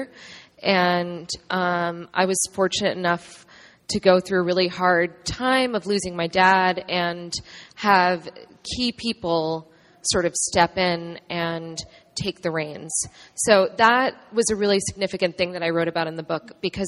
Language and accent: English; New York, United States; I grew up in New York